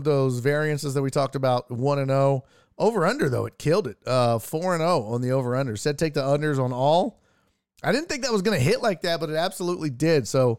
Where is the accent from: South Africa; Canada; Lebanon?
Canada; Mr. Wee said facts, and I'm Canadian. Nobody watches the CFL.